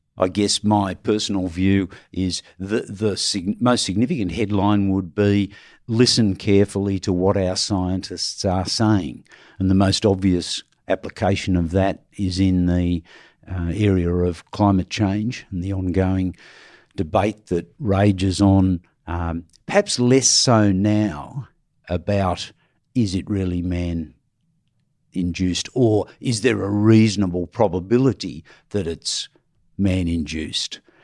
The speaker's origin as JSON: {"language": "English", "country": "Australia", "said": "we as Australians"}